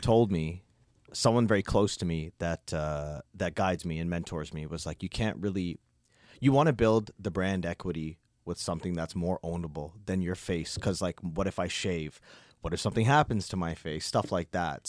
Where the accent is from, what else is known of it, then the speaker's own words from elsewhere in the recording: Toronto, Ontario, Canada; also born or lived in Nova Scotia; born and raised in Toronto, born into a Guyanese household